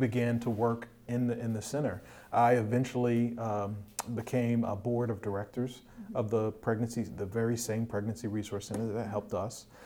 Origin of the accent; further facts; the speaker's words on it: Hampton Roads, Virginia, United States; also born or lived in Washington, D.C.; born and raised in Hampton Roads, Virginia area, also called the 757